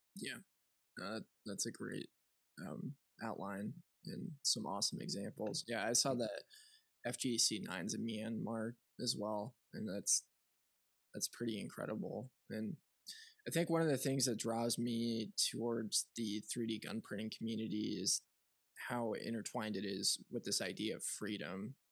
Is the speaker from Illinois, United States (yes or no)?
yes; just north of Chicago, Illinois, United States; I grew up in commie land, uh, oh. where there was no guns, and just north of Chicago.